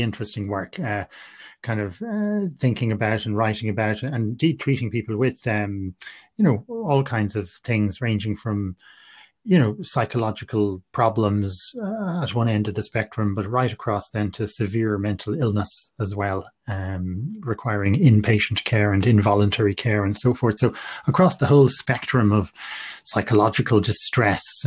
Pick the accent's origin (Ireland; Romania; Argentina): Ireland; Galway, Connacht; I'm from Galway and I grew up in Galway, studied medicine in NUI Galway